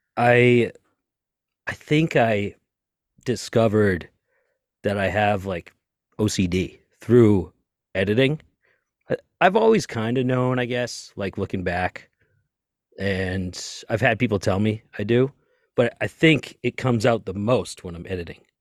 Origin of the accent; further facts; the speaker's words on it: Lynn, Massachusetts, United States; I grew up in Lynn, Massachusetts, just north of Boston, right next to Salem